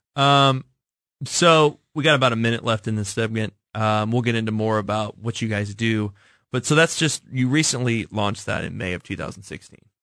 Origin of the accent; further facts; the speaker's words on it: Kansas City, United States; I told her I was from Kansas City